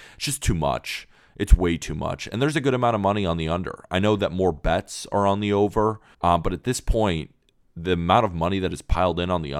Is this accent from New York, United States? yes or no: yes; New York, United States; born there; now in California, United States; I was born in New York, but have lived in California for most of my life.